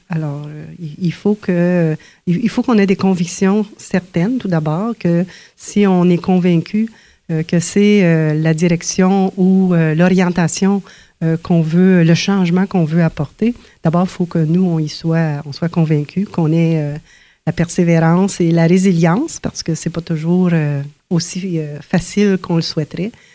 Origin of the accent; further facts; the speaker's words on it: Ontario, Canada; quand on est euh, francophone, on est franco-ontarien, francophone dans une, une masse majoritaire.